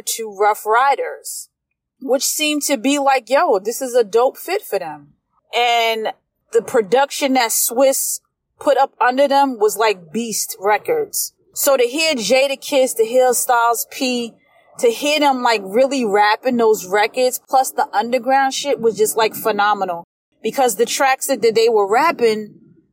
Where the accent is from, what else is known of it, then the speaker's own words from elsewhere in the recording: East Coast, United States; I'm a product from the East Coast, so I'm a product of lyrics and storytelling